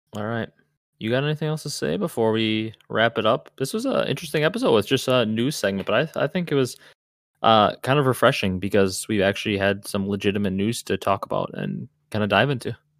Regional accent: Wisconsin, United States; I'm from Wisconsin

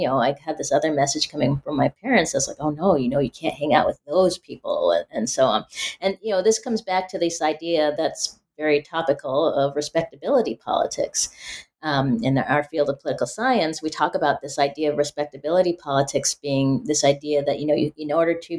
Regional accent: Pacific Northwest, United States; You know, growing up in the Pacific Northwest, people assume when you're Black, oh, you grew up in the South or in the inner city or you're urban.

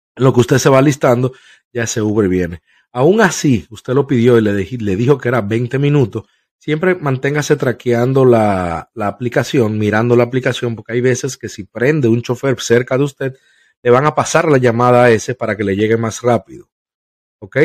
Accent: Dominican Republic; now in United States; en mi país, República Dominicana

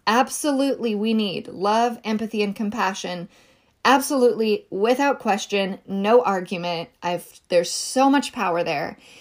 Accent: rural Northern California, United States; I was raised in California

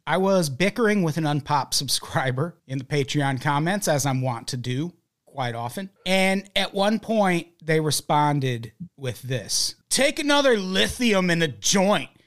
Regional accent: Midwest, United States; moved away as an adult; now in Los Angeles, United States; I'm from the Midwest. I lived in the middle part of the country my whole fucking life, damn near. Way longer than I've lived in L A.

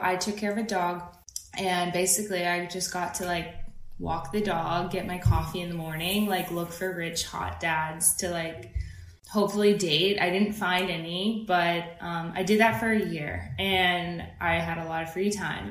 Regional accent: Idaho, United States; moved away as an adult; also born or lived in Virginia / New York; now in Los Angeles, United States; I'm born in Idaho. I grew up between Idaho and Virginia

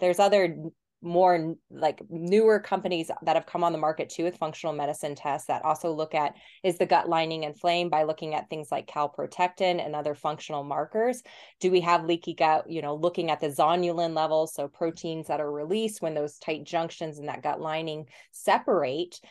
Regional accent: Colorado, United States; moved away as an adult; also born or lived in New Zealand; I'm from Colorado originally

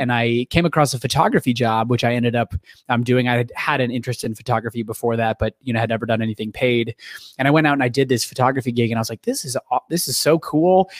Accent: Ohio, United States; moved away as an adult; also born or lived in California; now in Chicago, United States; I'm from Ohio originally

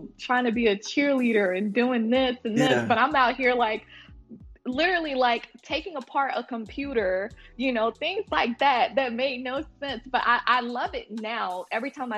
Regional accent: Montgomery, Alabama, United States; also born or lived in Oklahoma; Moved to Montgomery, and I lived there for a while

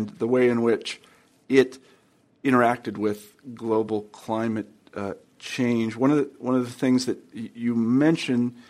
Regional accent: Midwest, United States; I'm from the Midwest.

